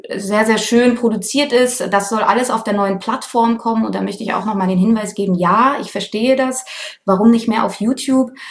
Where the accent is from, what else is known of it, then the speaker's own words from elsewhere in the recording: Cologne, North Rhine-Westphalia, Germany; moved away as an adult; now in Berlin, Germany; Ich komme eigentlich aus Köln